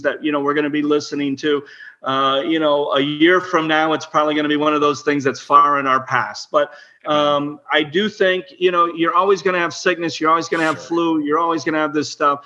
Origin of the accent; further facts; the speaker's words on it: Illinois, United States; I was born in Illinois